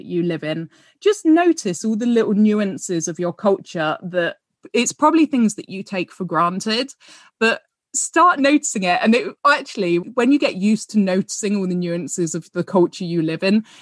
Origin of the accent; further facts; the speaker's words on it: United Kingdom; as British people